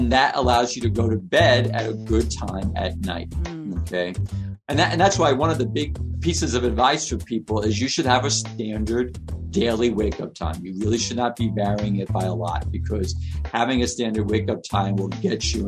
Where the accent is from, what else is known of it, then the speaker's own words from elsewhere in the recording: New York City, New York, United States; I lived in New York. I grew up in Queens.